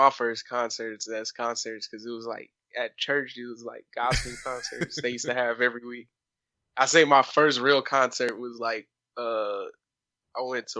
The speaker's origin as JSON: {"language": "English", "town": "Compton", "region": "California", "country": "United States", "tie": "born or raised there", "said": "Yeah, I'm from like South Central, Compton. Yeah. I grew up in Compton though."}